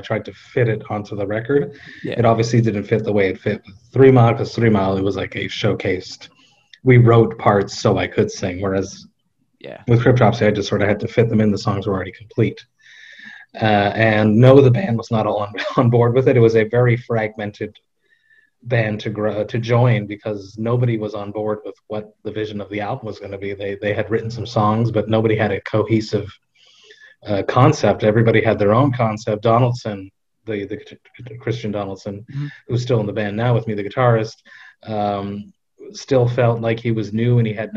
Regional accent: Montreal, Quebec, Canada; I'm from Montreal.

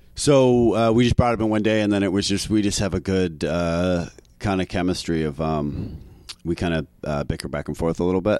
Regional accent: Canada; accent: Canadian; moved away as an adult; now in New York City, United States; I'm Canadian

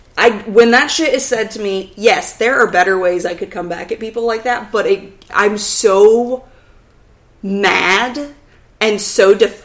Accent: the South, United States; I grew up in the South.

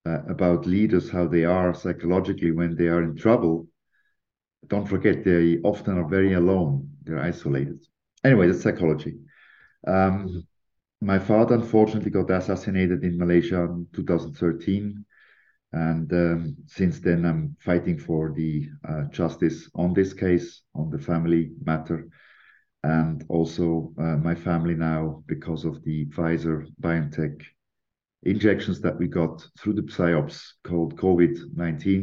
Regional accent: Lucerne, Switzerland; also born or lived in London; I'm a British Swiss national, born and raised in Switzerland, in Lucerne

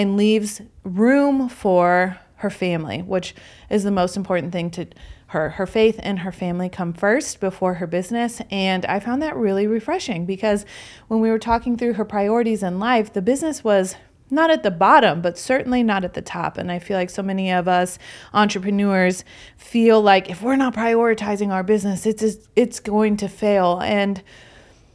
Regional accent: Aurora, Illinois, United States; we live just a few blocks from each other in Aurora, Illinois

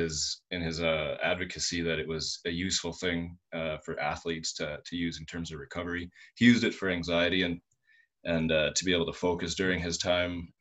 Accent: Saskatoon, Saskatchewan, Canada; here in my hometown in Saskatoon

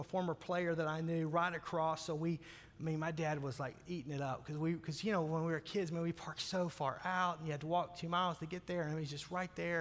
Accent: Arkansas, United States; I grew up in Arkansas

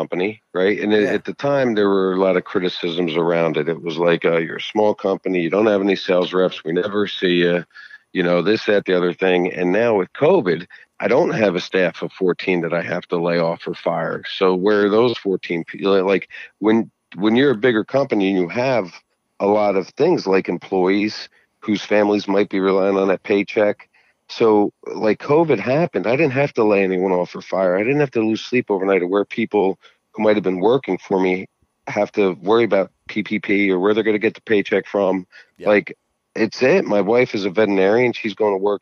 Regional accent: New Jersey, United States; I'm from Jersey

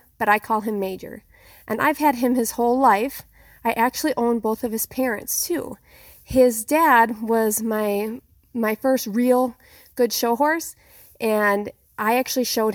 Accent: Sundance, Wyoming, United States; I'm from Sundance, Wyoming, in the northeast corner of the state at the edge of the Black Hills

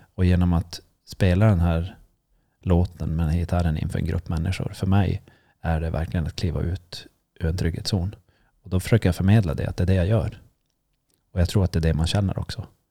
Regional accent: Sweden; det är jag som är svensk

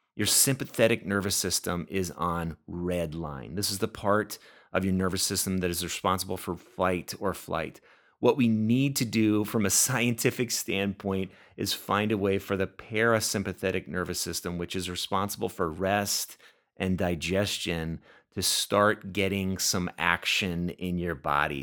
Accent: Oxnard, California, United States; now in Minnesota, United States; I am from California, grew up in Oxnard, which is in Ventura County, just a little ways north of L A.

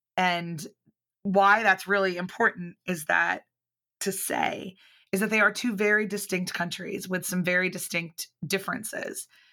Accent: outside of Philadelphia, Pennsylvania, United States; moved away as an adult; also born or lived in Northern Ireland; I grew up outside of Philadelphia

